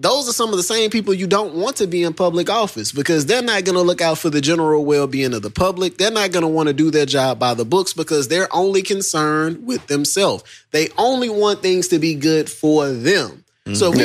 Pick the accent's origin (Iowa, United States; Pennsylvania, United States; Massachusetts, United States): Iowa, United States; I am from Iowa